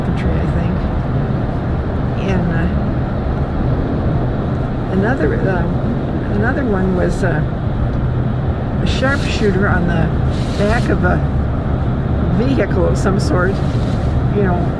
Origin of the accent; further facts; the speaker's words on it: Ohio, United States; moved away as an adult; also born or lived in Chicago / Texas / Illinois / New Jersey; I grew up in Ohio